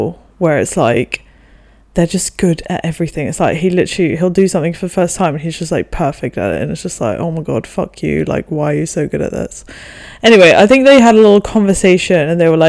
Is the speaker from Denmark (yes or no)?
yes; Denmark; also born or lived in England; me and the 2 closest in age to me, we grew up in Denmark